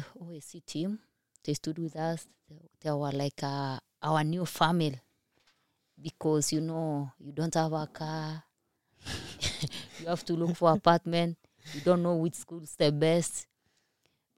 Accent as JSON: {"language": "English", "country": "Kenya", "second_language": "English", "moved": "as an adult", "lives_now": "United States", "said": "I'm coming from Kenya, my English are not good like yours"}